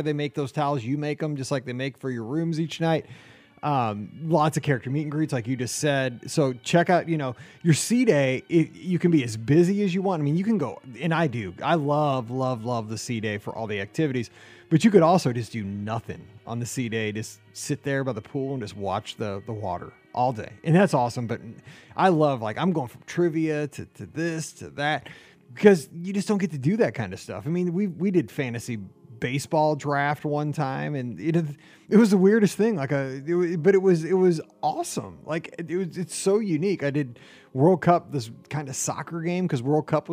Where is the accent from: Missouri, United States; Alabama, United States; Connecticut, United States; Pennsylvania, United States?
Missouri, United States; I'm from Missouri